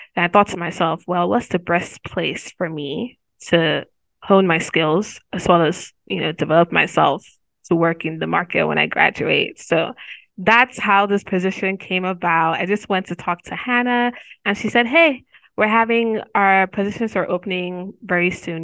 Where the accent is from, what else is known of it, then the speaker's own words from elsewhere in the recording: Nigeria; moved away as an adult; also born or lived in Nigerian black woman; now in Missouri, United States; I'm from Nigeria